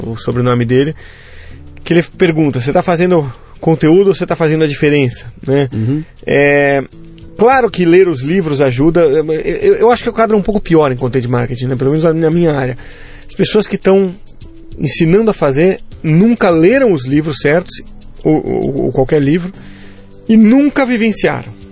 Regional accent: São Vicente, São Paulo, Brazil; also born or lived in Santos / Nigeria; eu sou natural de Santos, né? Eu falo, eh, na verdade, São Vicente. Eu falo Santos para arredondar

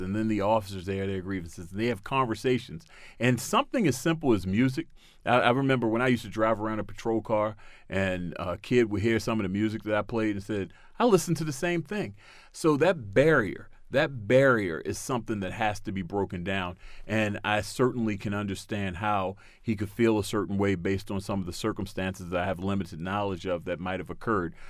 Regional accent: Baltimore, Maryland, United States; my city of Baltimore, I'm, I was born and raised in Baltimore

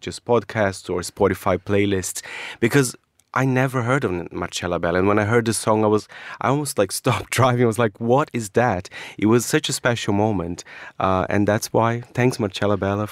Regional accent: Brazil; moved away; my home country

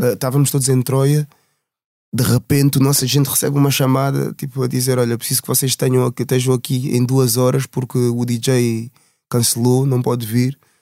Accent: Portugal; Eu nasci em Portugal. Os meus pais são angolanos, os dois

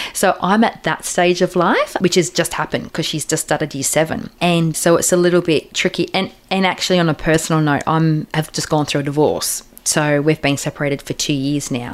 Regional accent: Australia; being Australian

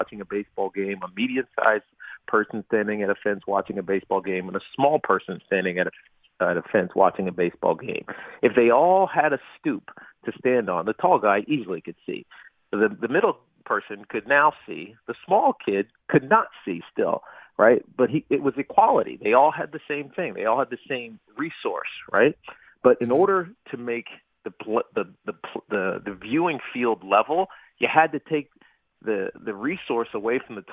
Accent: Roanoke, Virginia, United States; I'm black and I'm from Roanoke

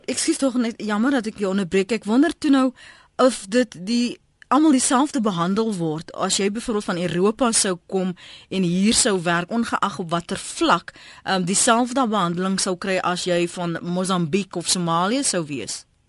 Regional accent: South Africa; ons as Suid-Afrikaners

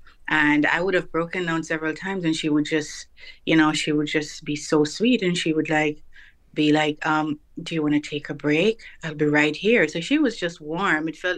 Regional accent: Jamaica; now in United States; Yes, I did have two children from my home country in Jamaica, so they migrated as well.

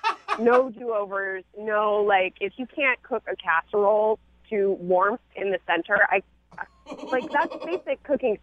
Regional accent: Midwest, United States; I was brought up in the Midwest.

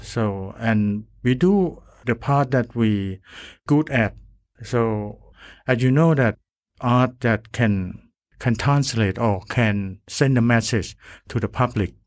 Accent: Thailand; I come from Thailand

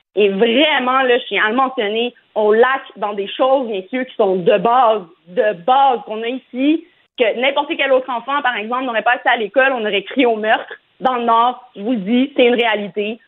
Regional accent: Morocco; je suis marocaine

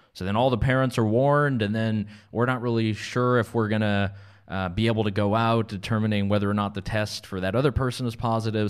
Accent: Canada; now in North Carolina, United States; Canada, my home country

